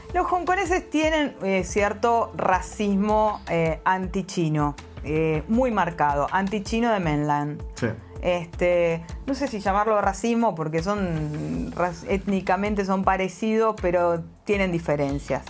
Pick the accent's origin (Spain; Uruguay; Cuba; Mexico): Uruguay; now in Shenzhen, China; que soy también uruguaya